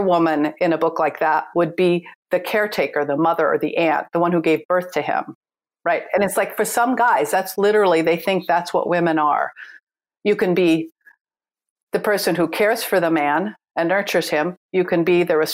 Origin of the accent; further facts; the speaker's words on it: United States; I was born and raised in the United States